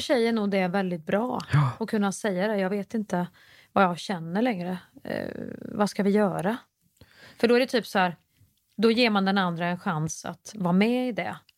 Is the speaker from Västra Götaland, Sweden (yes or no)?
no; Kristinehamn, Värmland, Sweden; i Kristinehamn där jag växte upp